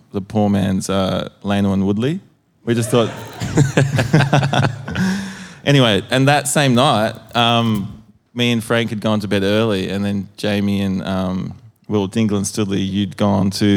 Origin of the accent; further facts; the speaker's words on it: Adelaide, South Australia, Australia; I'm from Adelaide